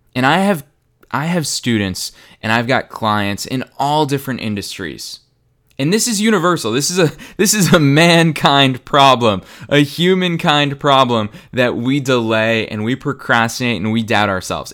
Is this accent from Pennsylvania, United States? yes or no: no; Boston, Massachusetts, United States; Boston, Massachusetts, my hometown